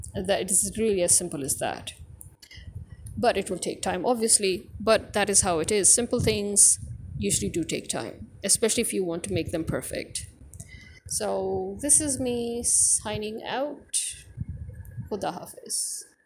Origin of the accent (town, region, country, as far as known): Pakistan